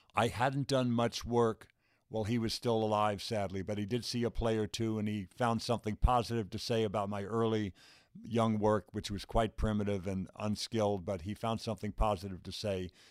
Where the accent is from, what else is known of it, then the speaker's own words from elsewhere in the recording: Los Angeles, California, United States; I grew up in Van Nuys, not in Beverly Hills or Hollywood